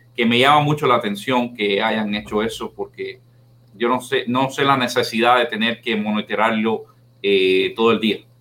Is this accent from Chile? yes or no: no; Cuba; moved away; la mayoría somos hasta cubanos